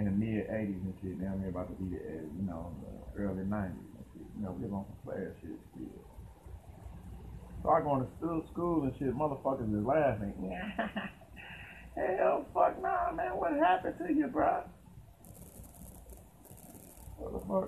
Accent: Dayton, Ohio, United States; accent: country; I had that little country kind of accent. I'm from Dayton, Ohio

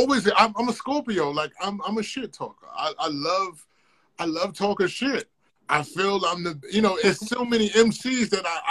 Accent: Virginia, United States

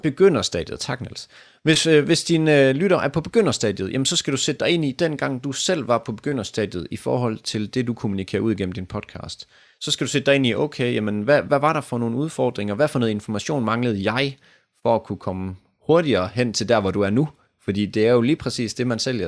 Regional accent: Denmark; vi danskere

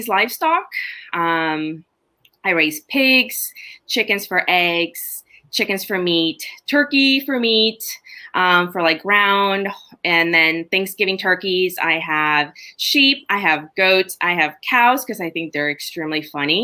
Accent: Honduras; now in United States; I was born and raised in Honduras

